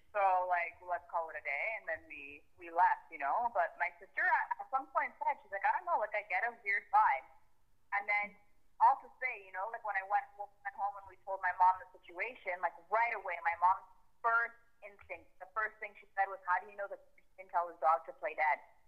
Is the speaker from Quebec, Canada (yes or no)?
yes; Montreal, Quebec, Canada; I'm 31, and I'm from Montreal, Quebec Quebec, Canada